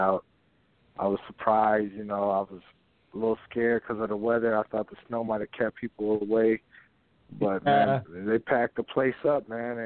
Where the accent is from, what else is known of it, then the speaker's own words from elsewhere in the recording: Minnesota, United States; I am from Minnesota, and I'm proud of that, you know what I mean? Minnesota, you know, growing up out of this state